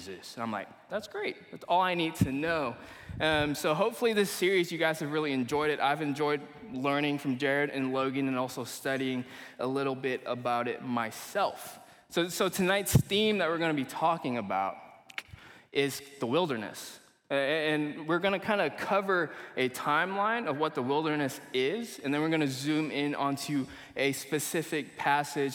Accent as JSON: {"language": "English", "region": "Kuala Lumpur", "country": "Malaysia", "tie": "born or raised there", "also_born_or_lived": "Eureka, Missouri, United States", "moved": "yes", "said": "I'm originally from Malaysia. I was born and raised in Kuala Lumpur, Malaysia, and we ended up moving to the United States around 2009. To a small town in Missouri called Eureka."}